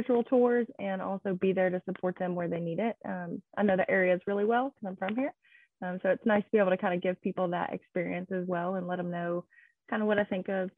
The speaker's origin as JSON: {"language": "English", "town": "Nashville", "region": "Tennessee", "country": "United States", "tie": "born or raised there", "said": "I'm born and raised in the heart of Nashville"}